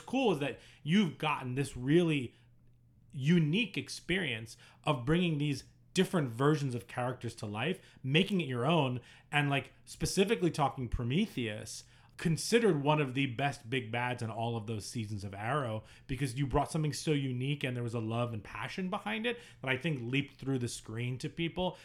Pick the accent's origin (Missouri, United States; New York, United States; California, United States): New York, United States; I'm growing up in New York as a Knicks fan